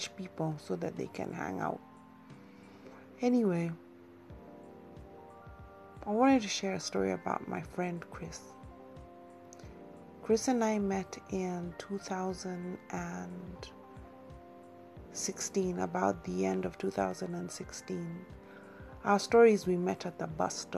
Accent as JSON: {"language": "English", "country": "Kenya", "also_born_or_lived": "England", "moved": "as an adult"}